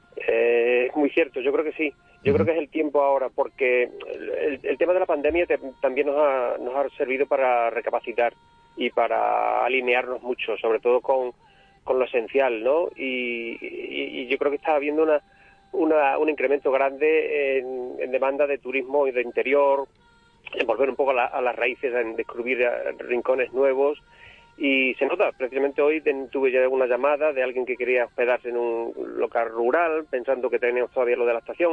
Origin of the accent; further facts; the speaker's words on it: Burguillos del Cerro, Extremadura, Spain; el castillo que tú has mencionado de mi pueblo